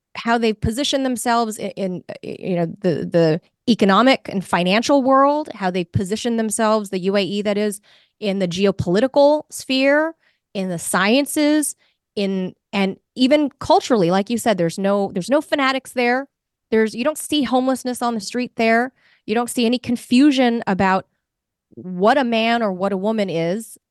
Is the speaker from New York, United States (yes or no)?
no; Los Angeles, California, United States; being born and raised in Los Angeles